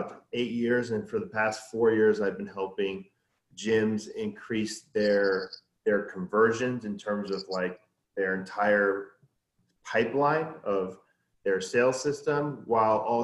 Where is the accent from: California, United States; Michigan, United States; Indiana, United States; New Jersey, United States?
California, United States; also born or lived in New York; I was born in New York, and then I was raised by my mom in California.